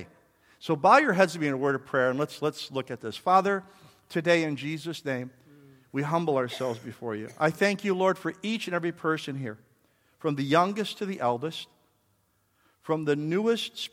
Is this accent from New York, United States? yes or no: yes; New York, United States; I'm from New York